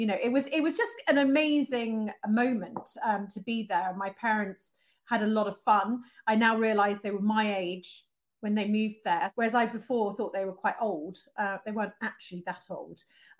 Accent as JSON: {"language": "English", "town": "Amsterdam", "region": "North Holland", "country": "Netherlands", "tie": "born or raised there", "said": "And certainly, obviously, growing up in Amsterdam is an interesting experience. I spoke Dutch. I would ride my bike everywhere, you know, obviously skating on the canals."}